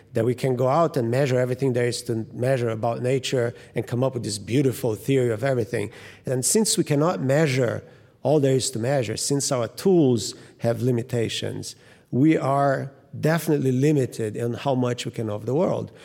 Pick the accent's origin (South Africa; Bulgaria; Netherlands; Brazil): Brazil; Rio de Janeiro; moved away; I grew up in Rio in particular, and right in front of the ocean